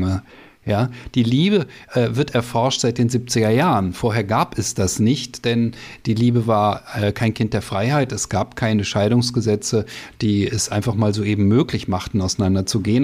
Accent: Germany; als Deutsche

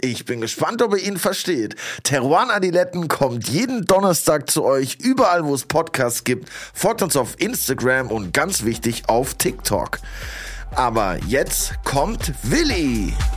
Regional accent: Southern Germany, Germany; moved away as an adult; now in Berlin, Germany; als Süddeutscher

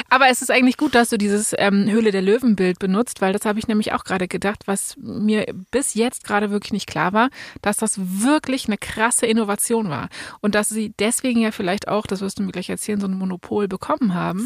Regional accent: Berlin, Germany; Bei uns in Berlin

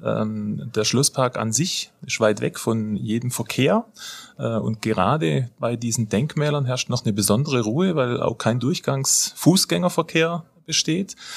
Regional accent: Donaueschingen, Baden-Württemberg, Germany; Ich komme aus Donaueschingen

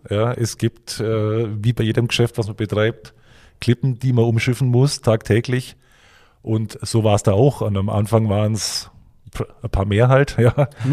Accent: Bavaria, Germany; moved away; Ich bin ja eigentlich gebürtiger Bayer, man hört es vielleicht

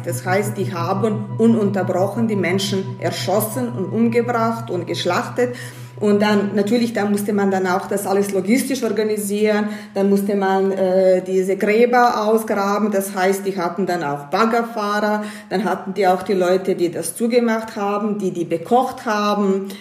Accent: Banja Luka, Republika Srpska, Bosnia & Herzegovina; German is a second language; now in Graz, Austria; Gebürtig komme ich aus Bosnien, aus Banja Luka und ich habe Bosnien äh, 92 verlassen, als der Krieg angefangen hat.

